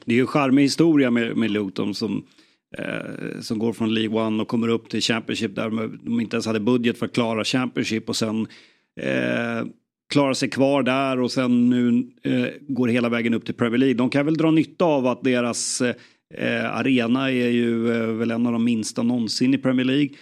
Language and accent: Swedish; Sweden; jag som svensk